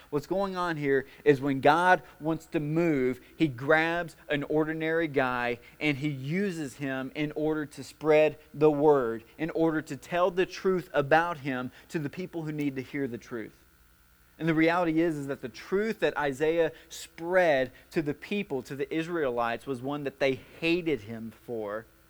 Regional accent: White House, Tennessee, United States; I'm from White House, all right? Things are a little slower there

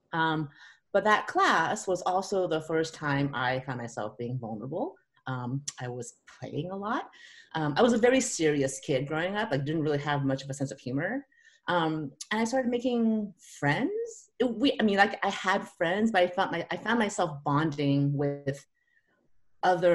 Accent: California, United States; moved away as an adult; also born or lived in San Francisco; now in Seattle, United States; I grew up in California, and so I'd always thought I'd go back to California.

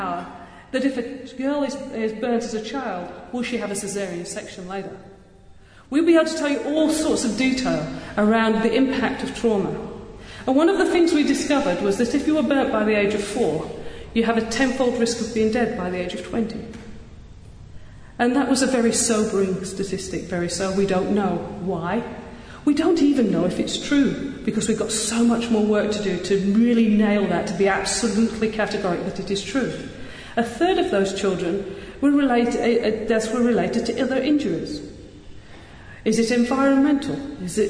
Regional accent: Yorkshire and the Humber, United Kingdom; accent: Yorkshire; also born or lived in Western Australia; now in Australia

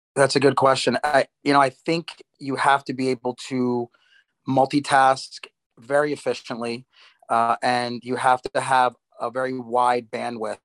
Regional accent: United States; moved away as an adult; also born or lived in New Jersey, United States / Durham, North Carolina, United States / Baltimore, Maryland, United States; now in Miami, United States; I was born in New York, grew up in New York and New Jersey

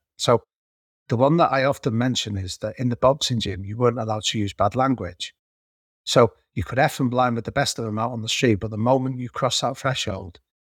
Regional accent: Manchester, North West England, United Kingdom; the area that I grew up in North Manchester, over the last 20 years, it's been categorized as being one of Europe's third poorest districts.

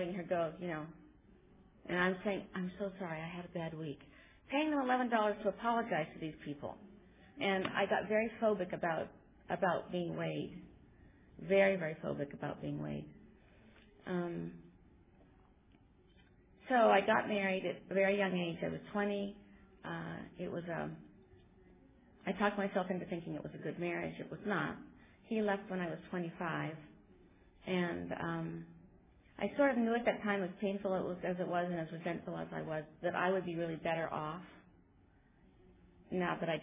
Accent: California, United States; also born or lived in Pennsylvania; we moved out to California from Pennsylvania, and I was about 10.

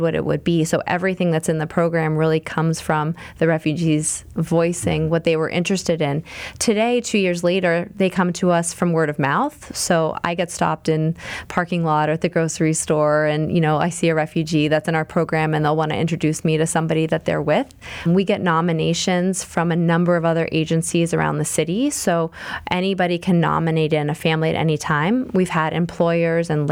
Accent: Pittsburgh, Pennsylvania, United States; growing up in Pittsburgh

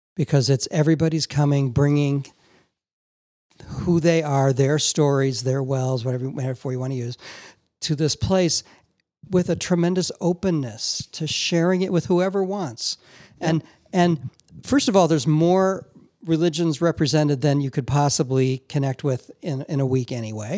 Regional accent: Chicago, Illinois, United States; I'm from Chicago

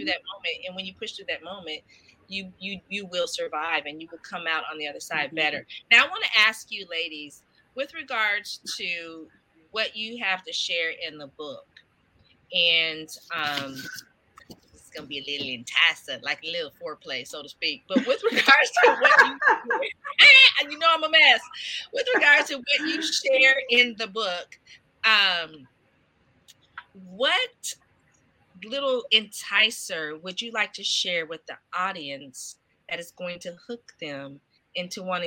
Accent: the Bay Area, California, United States; I'm from the Bay.

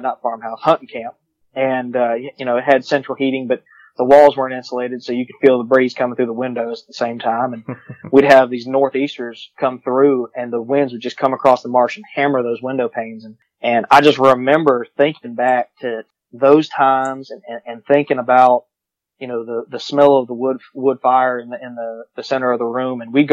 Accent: New Orleans, Louisiana, United States; I grew up in New Orleans, and we had that property over there in southeast Georgia.

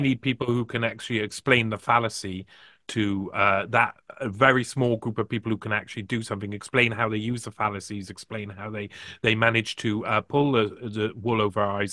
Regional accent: United Kingdom; I'm from Britain

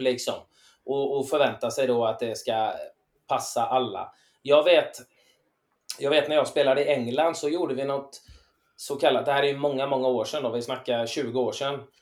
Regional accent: Gothenburg, Västra Götaland, Sweden; vi var ända från Göteborg

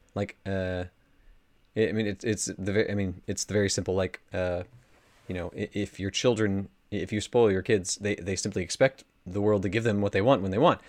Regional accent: United States; as an American

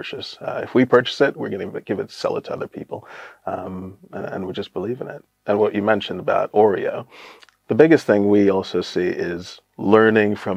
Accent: United States; moved away as an adult; also born or lived in Brooklyn; now in Northampton, United Kingdom; I'm an American

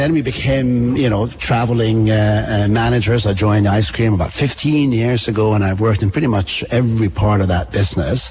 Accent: Bergen, Vestland, Norway; moved away as an adult; also born or lived in London; now in Vermont, United States; I come from Bergen on the west coast of Norway

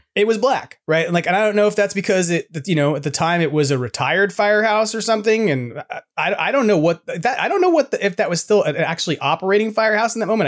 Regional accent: New York, United States; also born or lived in Wyoming; now in California, United States; they heard I was from New York

